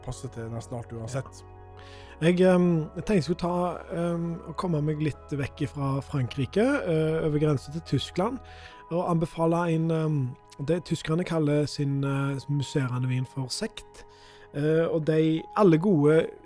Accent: Skudeneshavn, Rogaland, Norway; moved away; rett nord for Skudeneshavn, der jeg er fra

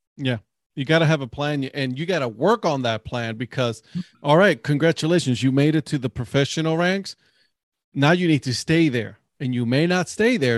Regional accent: Cleveland, Ohio, United States; now in North Carolina, United States; I'm from Cleveland

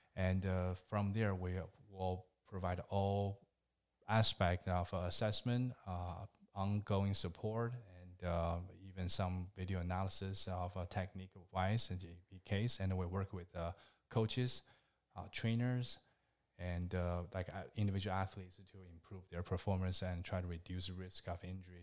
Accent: China; moved away as an adult; now in United States; I am from China, and, uh, last December, I finally become a, a U S citizen.

